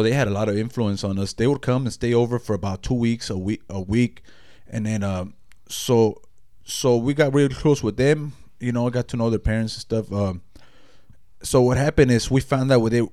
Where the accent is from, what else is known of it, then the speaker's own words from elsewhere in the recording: Los Angeles, California, United States; moved away; also born or lived in Long Beach, California / Compton, California / Mexico; I was from Los Angeles, California. That's my county. I was born in Long Beach